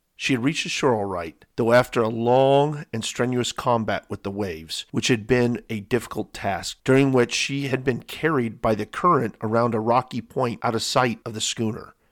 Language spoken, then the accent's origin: English; San Diego, California, United States; growing up in San Diego, California